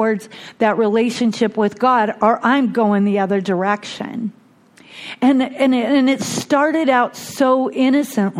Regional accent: Bellingham, Washington, United States; I was born and raised in Bellingham, Washington, one of six kids

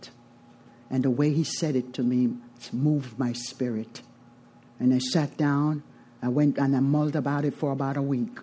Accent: Jamaica; I am from Jamaica, a family of nine. Seventh child

